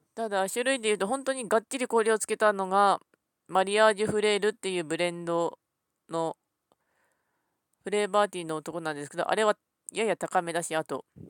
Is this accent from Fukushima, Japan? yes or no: no; Ishikawa, Japan; 私は石川県出身なんですけども